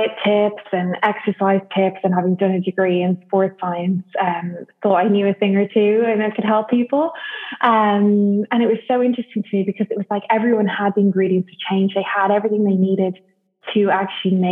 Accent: Dublin, Leinster, Ireland; moved away as an adult; also born or lived in United Kingdom / Saint-Gilles-Croix-de-Vie, France; So I am from Dublin in Ireland.

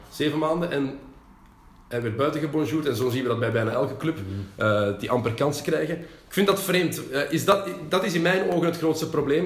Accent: Antwerp, Flanders, Belgium; we komen uit Antwerpen

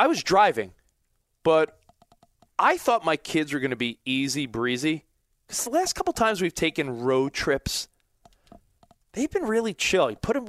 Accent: Long Island, New York, United States; now in Los Angeles, United States

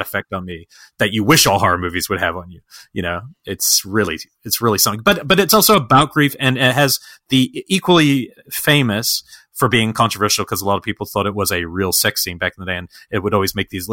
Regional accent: New Zealand; When I was 21, I don't know, I was visiting from New Zealand

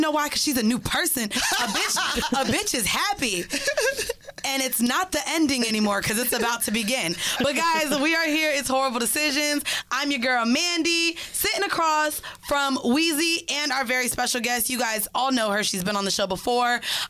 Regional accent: Jamaica; I am Jamaican.

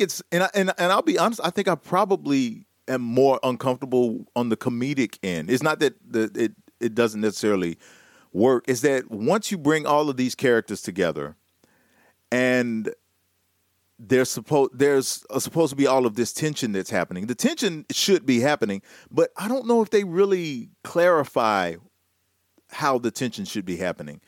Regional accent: Tennessee, United States; I am from Tennessee

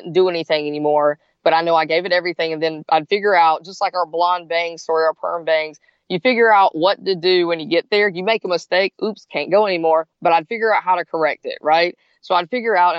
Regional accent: South Carolina, United States; now in Gainesville, United States; I grew up in South Carolina

